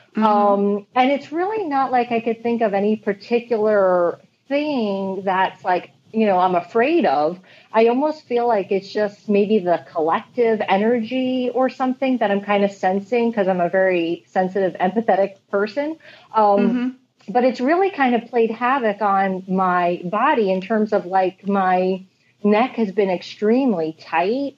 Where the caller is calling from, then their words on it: Huntington, New York, United States; I am calling from Huntington, Long Island, New York